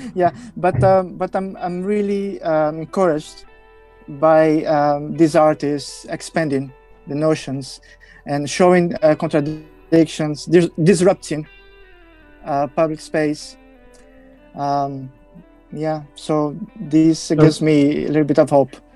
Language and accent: English; Brazil; I come from Brazil